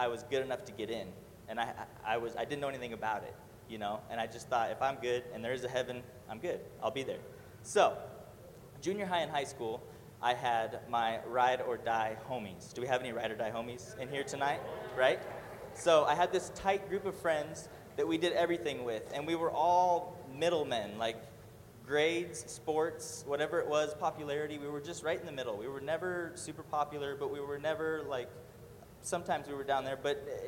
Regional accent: Murrieta, California, United States; I was born and raised in Murrieta, California

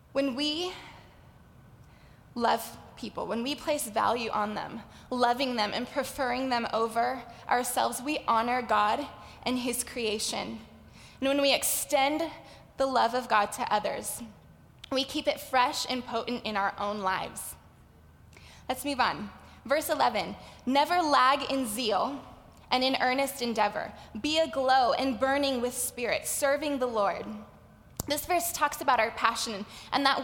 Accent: Los Angeles, California, United States; accent: valley girl; I grew up in the San Fernando Valley, which is why I say like a lot. I'm a valley girl

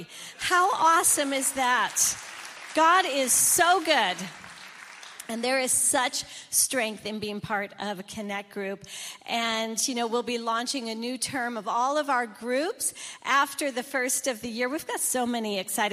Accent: Michigan, United States; I grew up in Michigan, and I grew up with white Christmases

